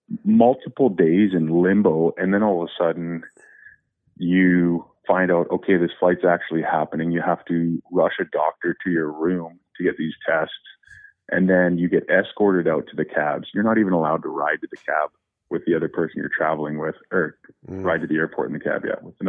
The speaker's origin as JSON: {"language": "English", "country": "Canada", "said": "We never stopped in the U.S. because I'm from Canada"}